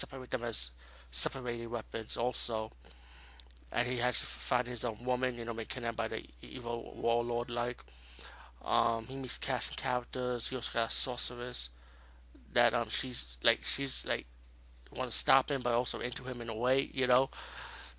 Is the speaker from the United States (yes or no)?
yes; New York, United States; Where I'm from New York.